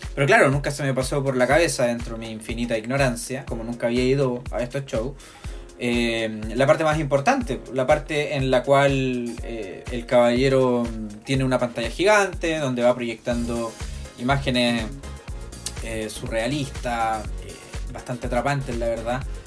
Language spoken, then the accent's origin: Spanish; Viña del Mar, Valparaíso, Chile; soy de Viña del Mar